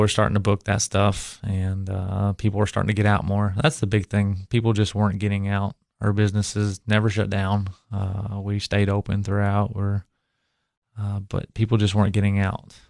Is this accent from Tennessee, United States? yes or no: yes; Cookeville, Tennessee, United States; I grew up in Cookville